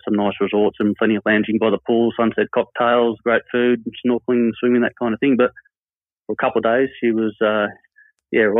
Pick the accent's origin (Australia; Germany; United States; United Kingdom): Australia; Albury, New South Wales; I'm from Albury, so on the New South Wales-Victorian border, and just like most kids in the country, I grew up spending a lot of time outdoors